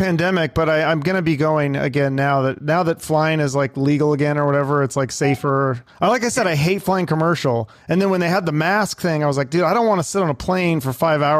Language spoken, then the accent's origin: English; Seattle, Washington, United States; now in Arizona, United States; I'm from Seattle